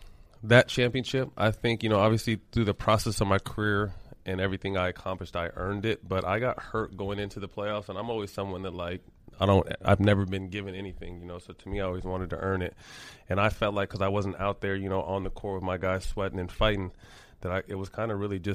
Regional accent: Sacramento, California, United States; But growing up in Sacramento, I was a huge Laker fan, but then kind of became a Kings fan

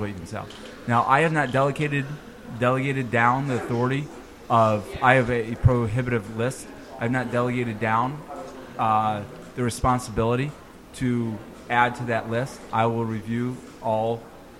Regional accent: New York, United States; moved away; also born or lived in Virginia; I am from New York

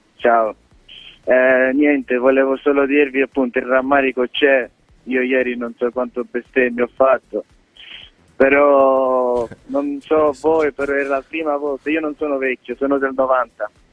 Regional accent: Sicily, Italy; also born or lived in Switzerland; in siciliano, perché sono siciliano

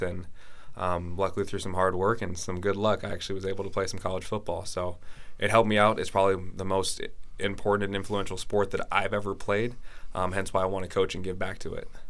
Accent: San Francisco Bay Area, California, United States; moved away as an adult; also born or lived in Pacific Northwest; now in Norway; I'm originally from the San Francisco Bay Area

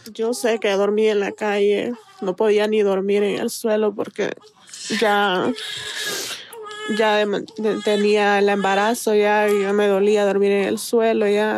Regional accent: San Pedro Sula, Cortés, Honduras; moved away as an adult; also born or lived in San Luis, Santa Bárbara, Honduras; nací en San Luis, Santa Bárbara. Mi mamá me llevó recién nacida para San Pedro

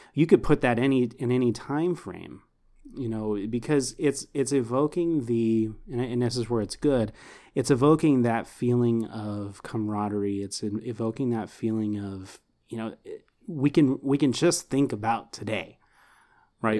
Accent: Houston, Texas, United States; I grew up in Houston

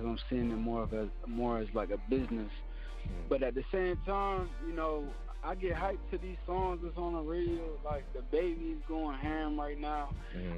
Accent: Phoenix, Arizona, United States; I was born in Phoenix, Arizona. I just grew up my whole life

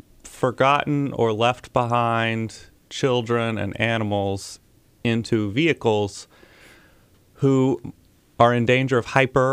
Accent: Huntsville, Alabama, United States; also born or lived in Mississippi; I am originally here from Huntsville

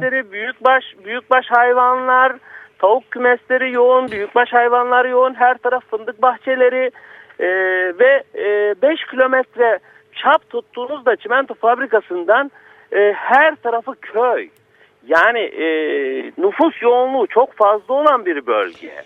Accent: Karasu, Sakarya, Turkey; Paralı diye bir köydenim ben

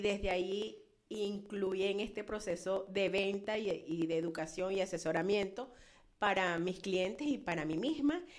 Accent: Venezuela; moved away as an adult; now in Florida, United States; originalmente de Venezuela

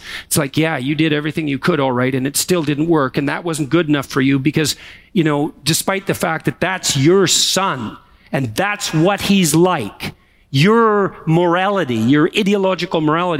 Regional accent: Alberta, Canada; Yeah, you know, when I came here from Alberta, I had always wanted to come to Montreal.

